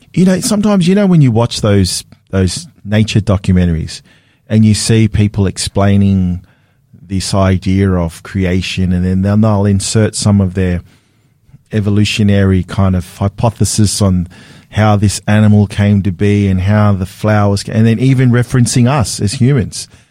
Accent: Sydney, New South Wales, Australia; I was a city kid growing up in Sydney

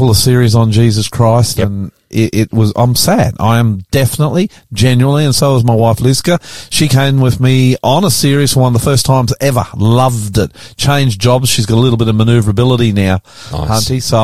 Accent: Australia; I'm the …, and welcome to our show today

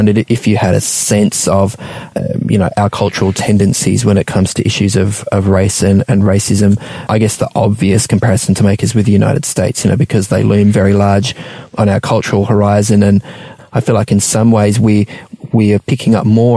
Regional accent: Melbourne, Victoria, Australia; I grew up in Melbourne too

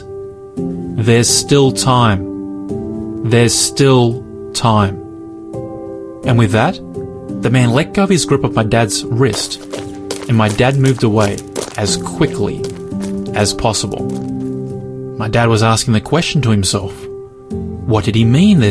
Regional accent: Australia; by the time I was 10, our home was like any other secular home in Australia

